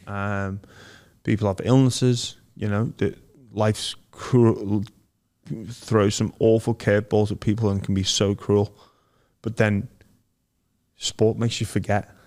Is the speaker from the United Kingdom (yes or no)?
yes; Liverpool, North West England, United Kingdom; moved away; I grew up in Liverpool